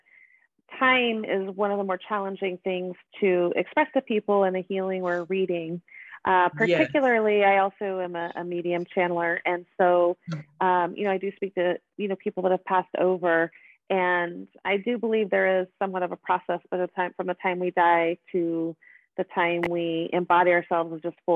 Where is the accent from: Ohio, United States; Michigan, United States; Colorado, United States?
Colorado, United States; Boulder; moved away as an adult; also born or lived in Seattle, Washington / Brazil / Mississippi; now in Lafayette, United States; I was born and raised in Boulder, Colorado.